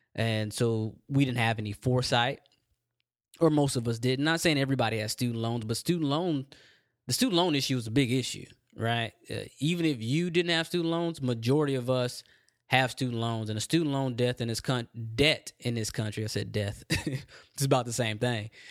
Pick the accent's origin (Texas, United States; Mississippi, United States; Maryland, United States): Texas, United States; I'm from Texas